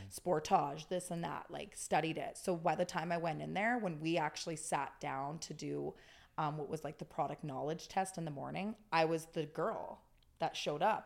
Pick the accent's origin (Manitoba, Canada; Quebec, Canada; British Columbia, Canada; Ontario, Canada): British Columbia, Canada; Okanagan; I'm born and raised in the Okanagan